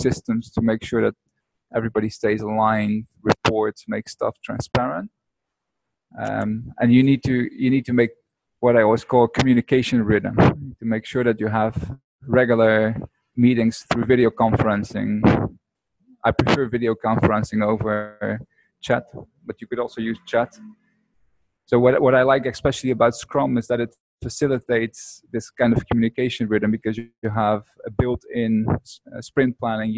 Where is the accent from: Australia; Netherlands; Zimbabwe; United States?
Netherlands; moved away as an adult; now in Bali, Indonesia; I'm not from America, but from Holland, and I live on Bali at the moment